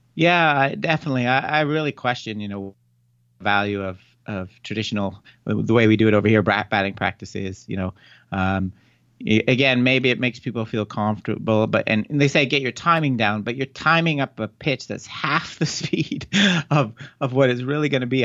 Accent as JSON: {"language": "English", "country": "Canada", "also_born_or_lived": "Ontario, Toronto area", "moved": "as an adult", "lives_now": "Arizona, United States", "said": "I'm from Canada originally."}